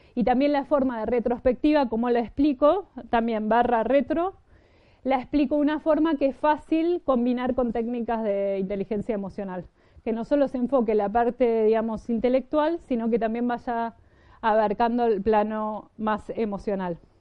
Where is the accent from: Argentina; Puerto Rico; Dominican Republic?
Argentina; moved away; Yo vengo de Argentina